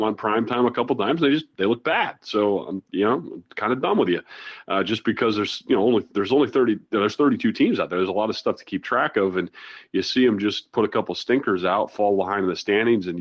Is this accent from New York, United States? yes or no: no; Iowa, United States; moved away; also born or lived in South Dakota; I'm from Iowa